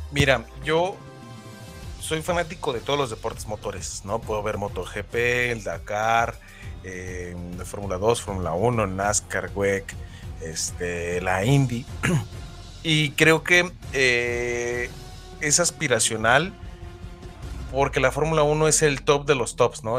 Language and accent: Spanish; Guadalajara, Jalisco, Mexico; Tapatío porque, pues, es, de donde yo soy.